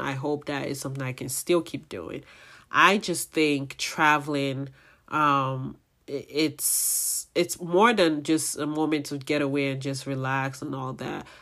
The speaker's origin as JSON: {"language": "English", "country": "Nigeria", "said": "my Nigerian people"}